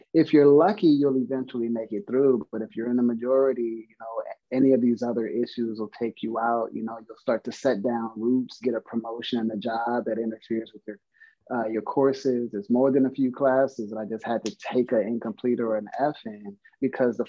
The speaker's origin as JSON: {"language": "English", "town": "Compton", "region": "California", "country": "United States", "said": "I'm originally from Compton, California."}